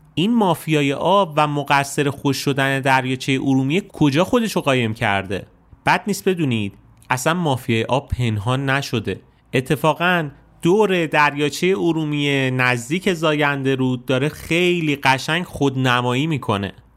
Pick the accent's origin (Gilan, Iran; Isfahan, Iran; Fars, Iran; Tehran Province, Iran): Isfahan, Iran; زادگاه من یعنی شهر اصفهان